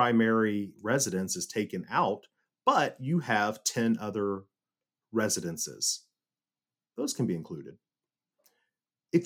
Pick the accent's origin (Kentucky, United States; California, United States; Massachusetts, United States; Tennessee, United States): Tennessee, United States; Las Casas; moved away as an adult; also born or lived in Silicon Valley; growing up in God's country of Las Casas, Tennessee